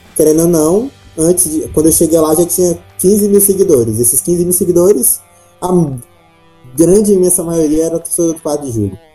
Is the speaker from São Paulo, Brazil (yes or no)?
no; Parnaíba, Piauí, Brazil; eu sou da cidade de Parnaíba, que é um pouco mais em cima, é, no litoral, mas também é na, na parte norte do Piauí.